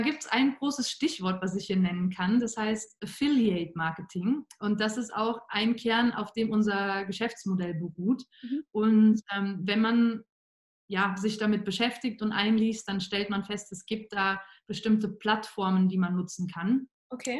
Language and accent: German; Cologne, North Rhine-Westphalia, Germany; moved away as an adult; now in Vienna, Austria; ich komme ursprünglich aus der Gegend von Köln in Deutschland, bin dann zu meinem Master 2016 nach Wien gezogen